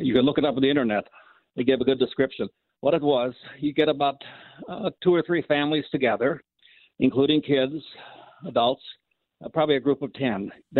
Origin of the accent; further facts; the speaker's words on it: Minnesota, United States; Okay. I grew up in Minnesota.